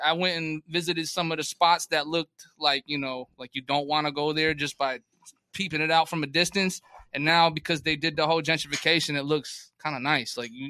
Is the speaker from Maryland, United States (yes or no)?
no; New Haven, Connecticut, United States; also born or lived in North County, San Diego, California; now in San Diego, United States; New Haven, Connecticut gave me all the base to jump off of.